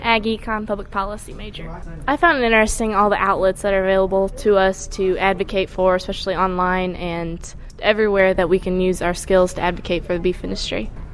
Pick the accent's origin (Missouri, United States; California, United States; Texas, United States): Missouri, United States; Fenton; I'm from Fenton, Missouri. I was raised in the subdivision of Fenton